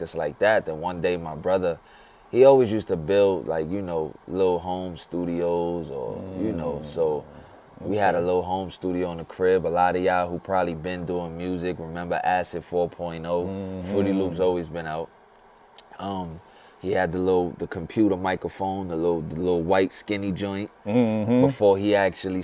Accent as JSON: {"language": "English", "town": "New York City", "region": "New York", "country": "United States", "tie": "born or raised there", "said": "growing up in the Bronx"}